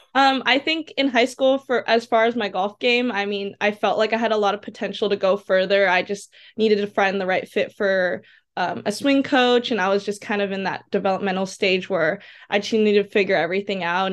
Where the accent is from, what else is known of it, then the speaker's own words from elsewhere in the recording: Seaside, California, United States; So I'm from Seaside, California, kind of near Pebble Beach and Monterey area.